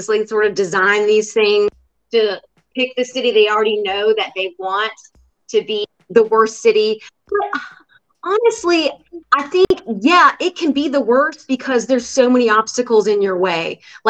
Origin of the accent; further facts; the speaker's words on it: North Carolina, United States; moved away as an adult; also born or lived in New York / New Jersey; now in Rocky Mount, United States; I'm from North Carolina, born and raised, and but I'd moved away and lived all over parts of town.